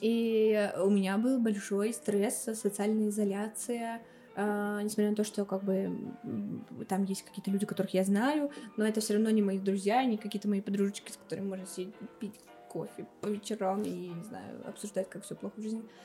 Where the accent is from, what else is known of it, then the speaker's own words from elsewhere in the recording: Kulevatovo, Tambov Oblast, Russia; moved away as an adult; also born or lived in Moscow / Cyprus; я родилась э, в Тамбовской области, в Сосновском районе, в селе Кулеватово.